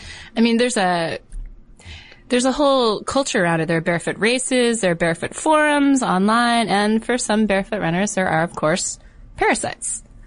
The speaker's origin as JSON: {"language": "English", "region": "Connecticut", "country": "United States", "tie": "born or raised there", "said": "In Connecticut."}